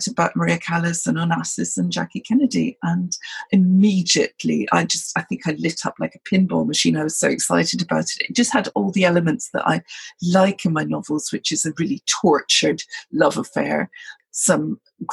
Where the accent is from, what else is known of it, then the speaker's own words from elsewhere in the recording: Scotland, United Kingdom; I'm a Brit. I'm Scottish, in fact.